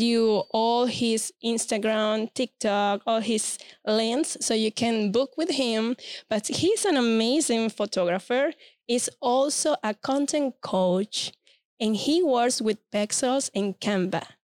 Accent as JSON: {"language": "English", "country": "Venezuela", "second_language": "English", "moved": "yes", "lives_now": "Central Florida, United States", "said": "I'm originally from Venezuela."}